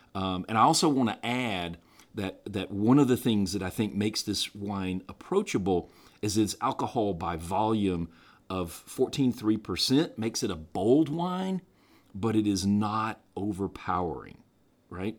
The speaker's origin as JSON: {"language": "English", "region": "the American South", "country": "United States", "said": "being a Southerner"}